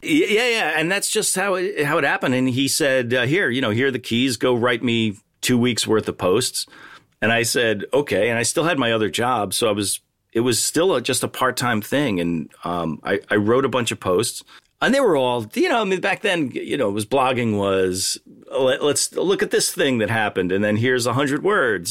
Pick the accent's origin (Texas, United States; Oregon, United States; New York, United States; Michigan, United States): New York, United States; New York suburbs, United States; I grew up in a New York suburb